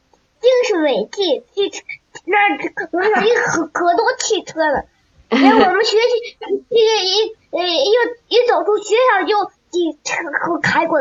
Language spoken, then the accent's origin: Chinese; Heilongjiang, China; 我来自黑龙江，今年九岁，今年八岁了，上二年级。